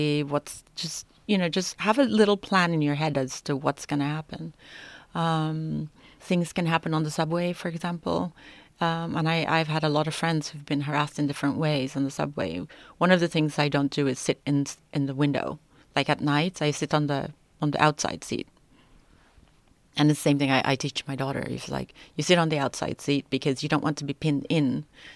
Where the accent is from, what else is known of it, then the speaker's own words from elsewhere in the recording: New York, United States; now in Stockholm, Sweden; Growing up in New York, as a woman, as a girl